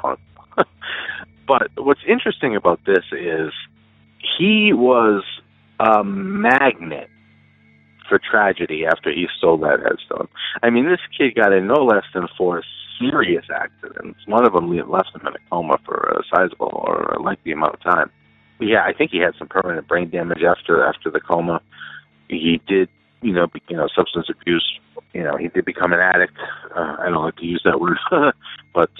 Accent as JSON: {"language": "English", "region": "Rhode Island", "country": "United States", "tie": "born or raised there"}